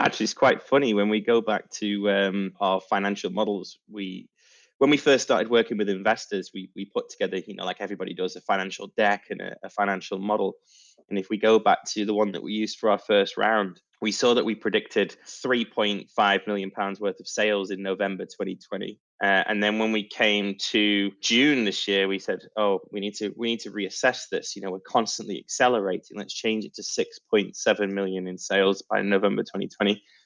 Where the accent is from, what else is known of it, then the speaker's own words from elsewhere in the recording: Manchester, North West England, United Kingdom; now in Poole, United Kingdom; Manchester, my my hometown